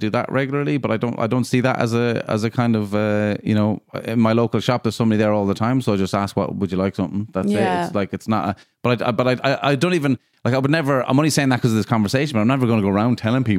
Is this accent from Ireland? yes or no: yes; Ireland